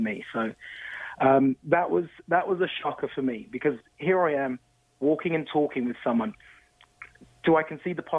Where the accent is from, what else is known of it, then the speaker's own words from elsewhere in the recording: London, United Kingdom; now in Toronto, Canada; growing up in London, very old society